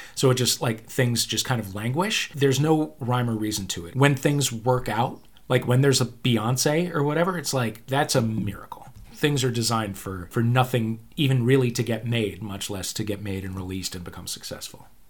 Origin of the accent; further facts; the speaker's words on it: St. Louis, Missouri, United States; moved away; also born or lived in New York; I am from Saint Louis